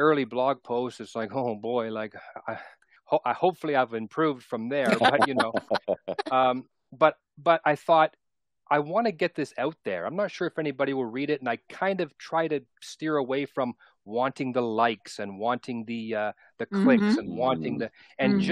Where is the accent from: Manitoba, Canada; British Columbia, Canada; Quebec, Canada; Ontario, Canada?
Ontario, Canada; Toronto; I was born and raised in Toronto, and I'm still in Southern Ontario, not in Toronto anymore.